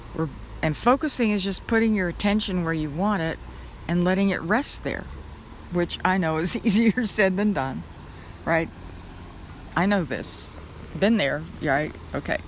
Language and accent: English; Oklahoma, United States; I grew up in Oklahoma in an area that had a lot of tornadoes